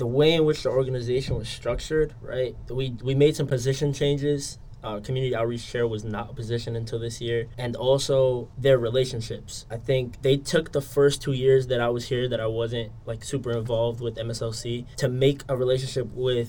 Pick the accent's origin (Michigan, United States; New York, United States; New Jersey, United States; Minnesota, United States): New York, United States; New York City; I grew up in Brooklyn, New York, so it speaks to, you know, that whole melting pot.